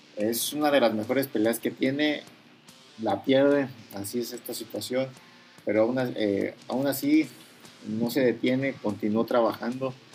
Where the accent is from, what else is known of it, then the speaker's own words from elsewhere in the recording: Mexico; siendo mexicano yo